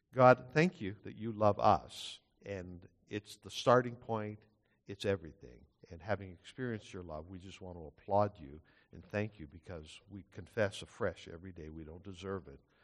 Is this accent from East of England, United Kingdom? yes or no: no; Scotland, United Kingdom; now in Canada; I'm not Dutch, I'm Scottish